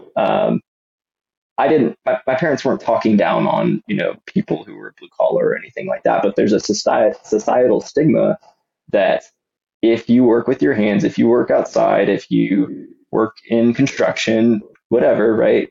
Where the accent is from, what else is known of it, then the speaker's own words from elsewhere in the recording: Austin, Texas, United States; I grew up just outside of Austin, Texas, in the suburbs